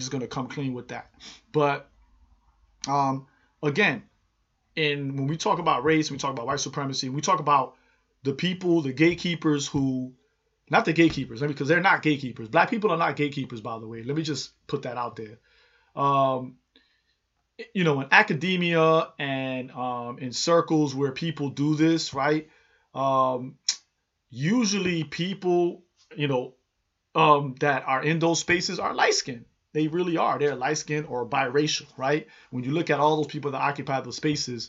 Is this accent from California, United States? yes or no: no; New York City, New York, United States; I'm from the Bronx